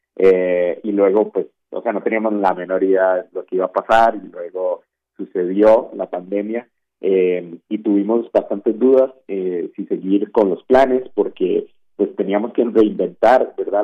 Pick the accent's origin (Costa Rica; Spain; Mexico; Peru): Costa Rica; Costa Rica, que es de donde yo soy